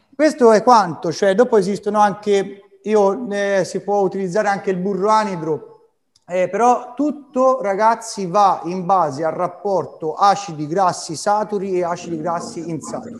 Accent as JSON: {"language": "Italian", "town": "Arezzo", "region": "Tuscany", "country": "Italy", "said": "amo infinitamente la mia terra e la mia città. Francesco Redi, mio avo, aretino"}